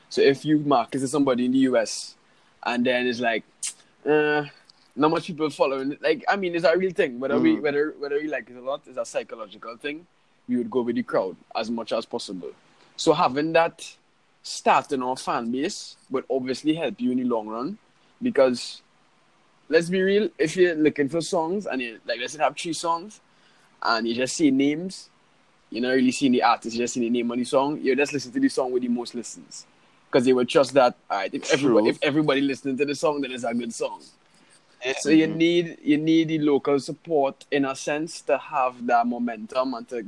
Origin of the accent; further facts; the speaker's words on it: Trinidad & Tobago; soca is our genre of music. because it originated from here